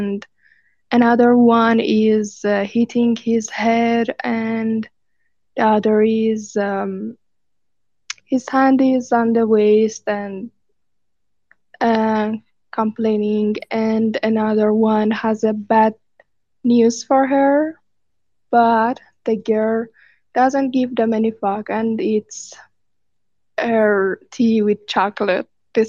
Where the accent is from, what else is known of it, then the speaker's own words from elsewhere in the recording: Iran; from Iran. I'm new one of one NFT artist, and I'm self-taught illustrator.